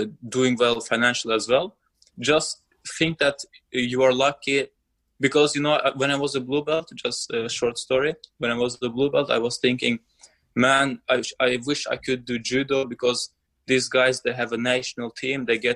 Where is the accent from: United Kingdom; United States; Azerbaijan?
Azerbaijan; I'm from Azerbaijan